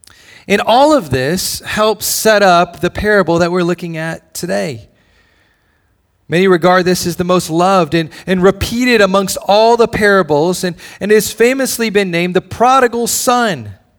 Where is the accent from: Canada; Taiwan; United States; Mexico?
United States; Hawaii; born there; also born or lived in Indiana / Tennessee / Illinois / Georgia; For me, I was born in Hawaii. A lot of my heritage and my culture and my family are still there. And so Hawaii is in some way home base, but I've lived a lot of different places.